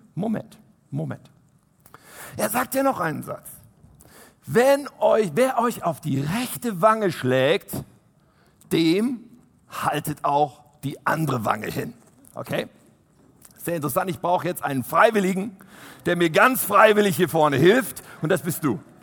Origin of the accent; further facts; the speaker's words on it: Germany; wir als Deutsche